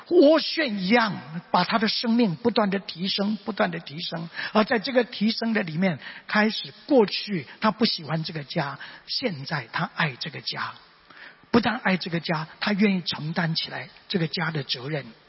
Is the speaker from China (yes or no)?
no; Mingjian Township, Nantou County, Taiwan; 因为当时家庭的环境，所以我生在南投民间乡的乡下